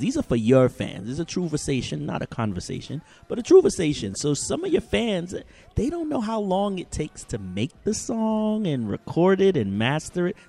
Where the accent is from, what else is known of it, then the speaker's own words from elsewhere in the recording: Jamaica; I'm uh, uh, a Jamaican woman